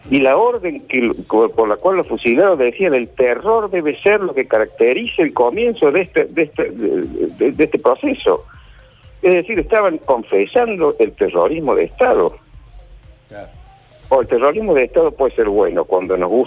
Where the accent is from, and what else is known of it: Argentina